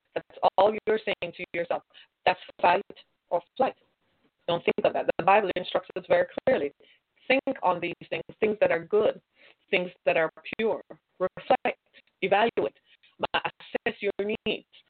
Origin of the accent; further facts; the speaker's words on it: United States; We're American